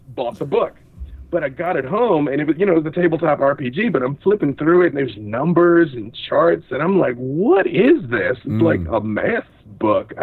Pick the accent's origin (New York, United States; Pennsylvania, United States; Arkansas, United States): Arkansas, United States; Little Rock; I'm from the South. I'm from Little Rock, Arkansas